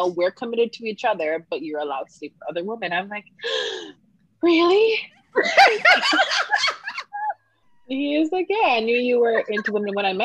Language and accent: English; Jamaica; Growing up in Jamaica